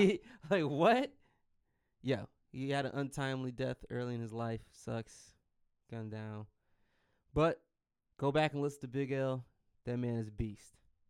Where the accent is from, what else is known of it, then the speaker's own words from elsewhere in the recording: Detroit, Michigan, United States; I'm from Detroit